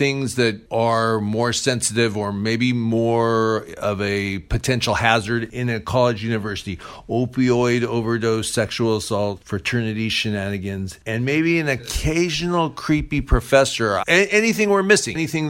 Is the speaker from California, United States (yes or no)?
yes; Orange, California, United States; they actually grew up in my neighborhood in Orange. I actually used to play on the campus at Chapman College back in the day. So we have a little connection there. And I was born in Long Beach.